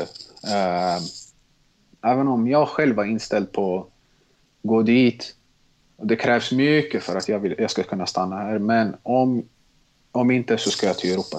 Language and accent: Swedish; Stockholm, Stockholm County, Sweden; also born or lived in Tensta, Stockholm / Mälarhöjden, Stockholm / Bredäng, Stockholm; Jag är jag uppvuxen i Tensta, flyttade när jag var sex år till Mälarhöjden, Bredäng